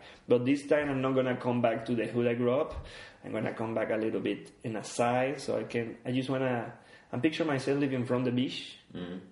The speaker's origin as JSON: {"language": "English", "town": "Barcelona", "region": "Catalonia", "country": "Spain", "tie": "born or raised there", "moved": "as an adult", "lives_now": "Stockholm, Sweden", "said": "I have a love and hate with my hometown"}